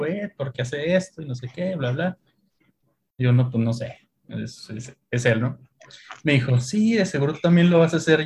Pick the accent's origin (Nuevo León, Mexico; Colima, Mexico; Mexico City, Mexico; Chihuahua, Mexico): Chihuahua, Mexico; somos de Chihuahua